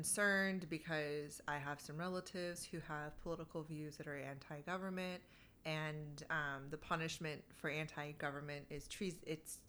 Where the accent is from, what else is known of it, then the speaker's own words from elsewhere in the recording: Fresno, California, United States; I was born and raised in the United States, Fresno, California, most of it, most of my life.